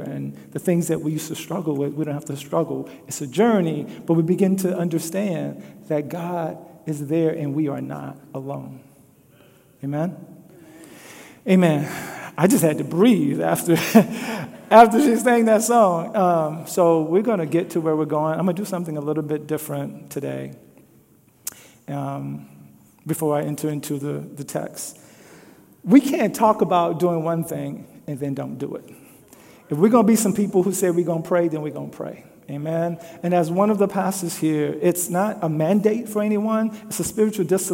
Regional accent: Louisiana, United States; now in Des Moines, United States; growing up in Louisiana.

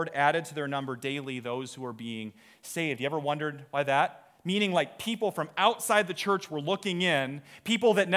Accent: Iowa, United States; we're from Iowa

